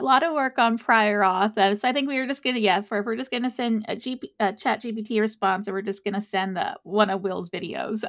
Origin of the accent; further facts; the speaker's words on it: San Antonio, Texas, United States; I'm a Texas native